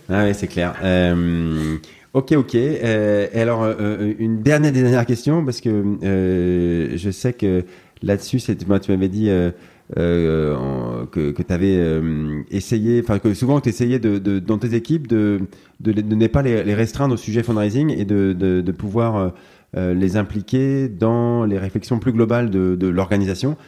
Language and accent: French; France; chez nous en France